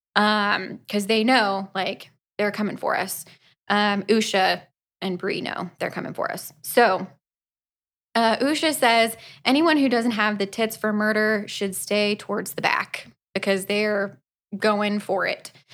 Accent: Florida, United States; we are from Florida

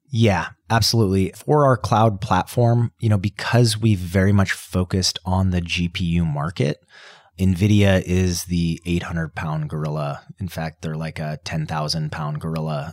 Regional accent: Colorado, United States; I grew up in Colorado around the mountains

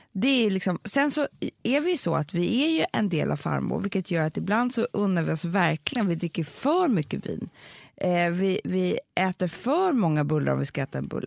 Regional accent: Sweden; vi är svenskar

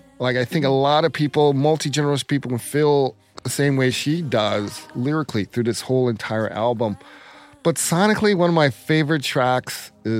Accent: Atlanta, Georgia, United States; growing up in Atlanta, get the whole Athens scene

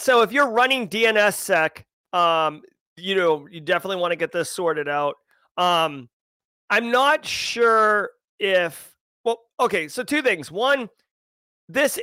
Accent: United States; as an American

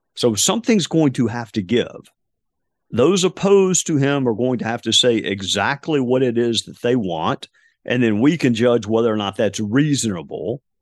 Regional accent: Spartanburg, South Carolina, United States; my hometown, uh, of Spartanburg, South Carolina

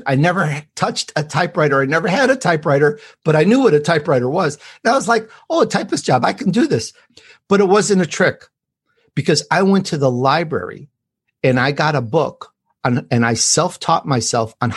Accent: Chicago, Illinois, United States; accent: Chicago; also born or lived in Sicily, Italy; I was born in Sicily, and I grew up in Chicago

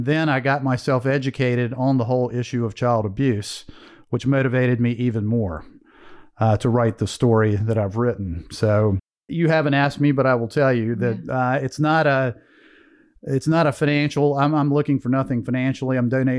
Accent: Greensboro, North Carolina, United States; But so I was raised in Greensboro, North Carolina. My father was a blue collar factory guy.

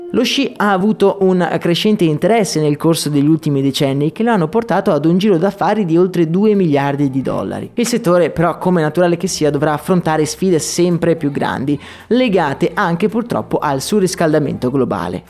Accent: Agordo, Veneto, Italy; born or raised there

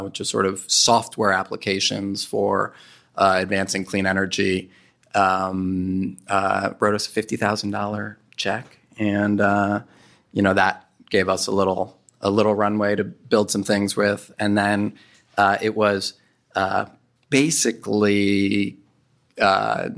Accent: New York City, New York, United States; moved away; I'm from New York City

